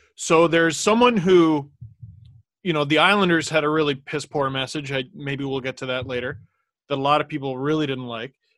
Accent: Toronto, Ontario, Canada; we grew up in Scarborough

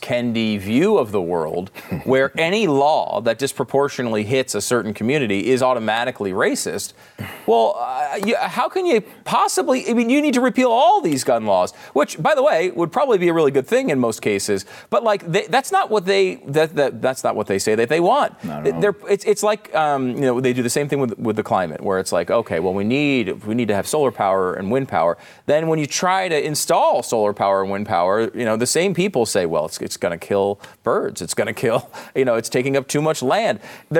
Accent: Northeast, United States; And, you know, I'm from the Northeast. I had never heard of Juneteenth until like a few years ago.

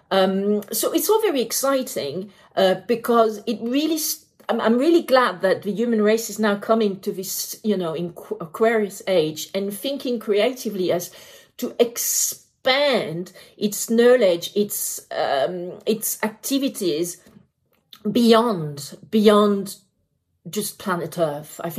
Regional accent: France; also born or lived in United Kingdom; Um, I am French, I am British, and therefore Brexit.

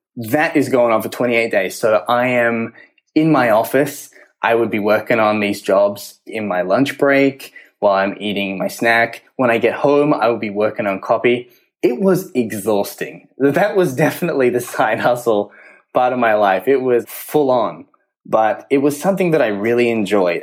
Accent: Orlando, Florida, United States; we're from Orlando

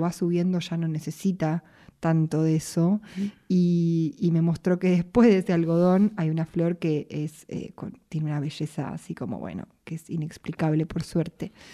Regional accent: Buenos Aires, Argentina; yo soy de acá de Capital

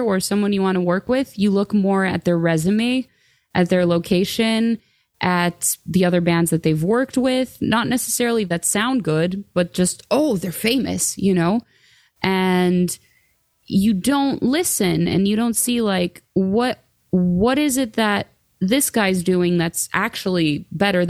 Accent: Greece; moved away; I grew up in Greece

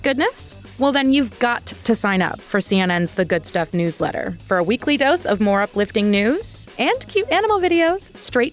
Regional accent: New Jersey, United States; born and raised in Jersey

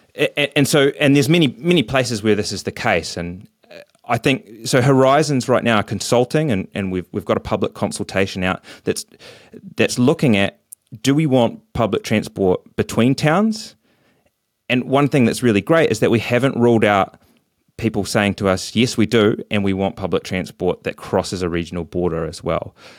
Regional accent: Dunedin, Otago, New Zealand; I'd seen growing up in Dunedin

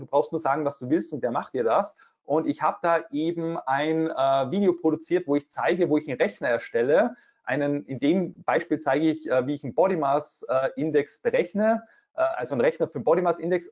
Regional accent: Austria; bei uns in Österreich

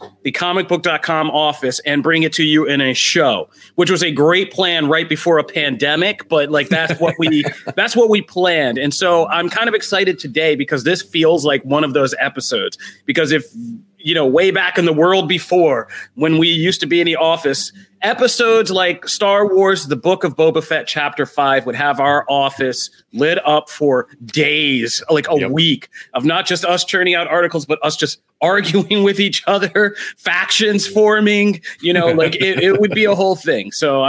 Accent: Philadelphia, Pennsylvania, United States; I'm from Philadelphia. You will always have to bring me in cold.

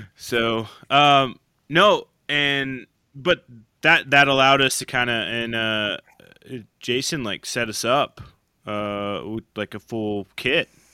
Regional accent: Oklahoma, United States; growing up in Oklahoma

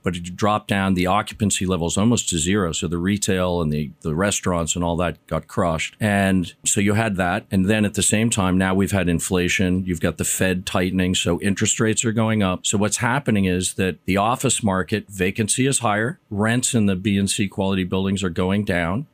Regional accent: New York, United States; I grew up in New York in the sixties and seventies

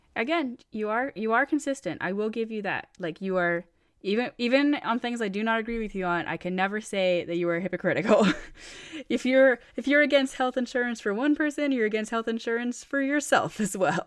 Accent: Maine, United States; so I grew up in Maine, and for those who don't know, Maine is an extremely white state

